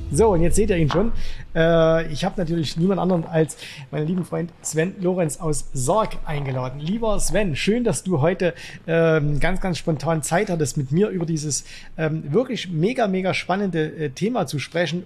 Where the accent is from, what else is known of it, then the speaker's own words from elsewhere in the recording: Zwickau, Saxony, Germany; aus meiner Heimatstadt Zwickau